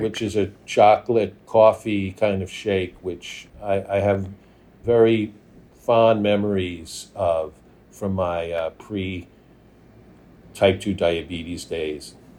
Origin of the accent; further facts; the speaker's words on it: New York, United States; moved away; also born or lived in Minnesota / Los Angeles; I was born and raised in Manhattan